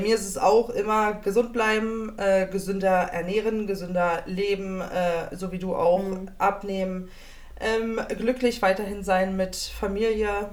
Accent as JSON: {"language": "German", "region": "Berlin", "country": "Germany", "tie": "born or raised there", "said": "aus dem wunderschönen Bezirk Neukölln"}